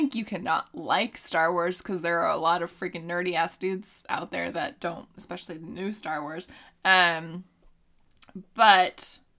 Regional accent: California, United States; also born or lived in Texas; I'm from just Northern California. And he's like, no, but where are you from? I'm like, I mean, I was born in Texas, but I'm mainly from Northern California.

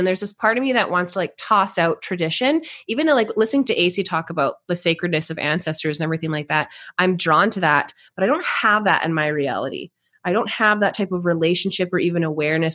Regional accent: Canada; I'm Canadian

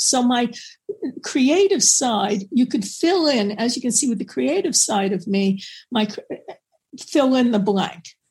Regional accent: New York, United States; I'm from New York

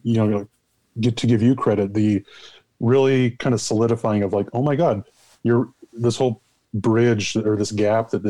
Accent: Utah, United States; now in Nevada, United States; I was born and raised in Utah, raised as a Catholic kid

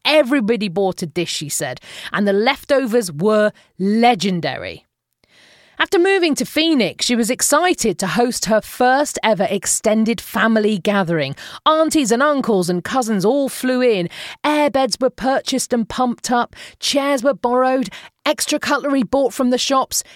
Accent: United Kingdom; moved away; as a Brit

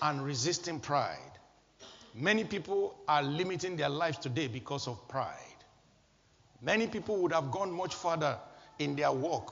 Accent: Nigeria; moved away; my home country, Nigeria

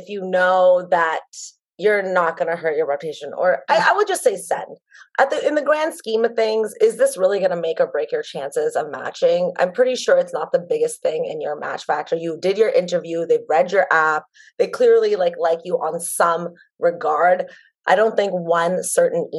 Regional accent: Toronto, Ontario, Canada; moved away as an adult; now in Philadelphia, United States; I born and raised in Toronto, Canada. I'm currently in Philly.

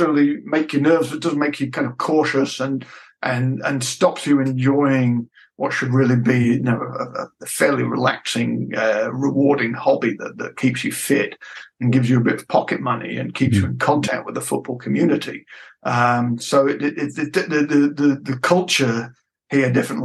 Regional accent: United Kingdom; moved away as an adult; now in Frankfurt, Germany; I'm from Britain originally

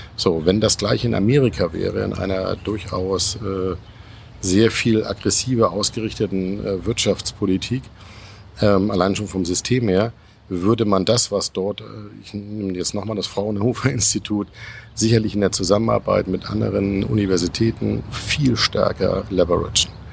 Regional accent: Schleswig-Holstein, Germany; Schleswig-Holstein oben, nämlich mal mein Heimatland

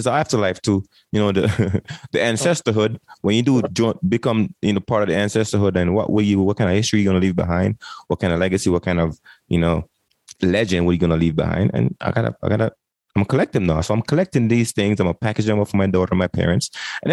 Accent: Jamaica; moved away; I came from Jamaica in 1998 and joined the military

